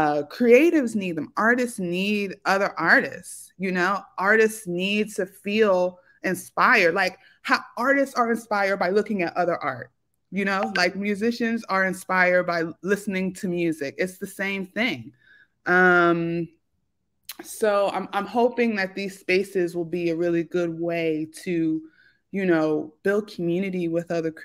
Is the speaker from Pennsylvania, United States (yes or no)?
yes; Philadelphia, Pennsylvania, United States; I grew up in South Philly, like, 24th and Tasker, in the 90s when Philly was known as Philadelphia.